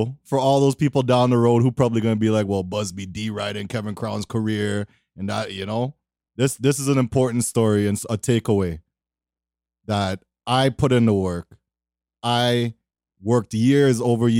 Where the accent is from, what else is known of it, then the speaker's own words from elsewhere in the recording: Toronto, Ontario, Canada; I'm from Toronto.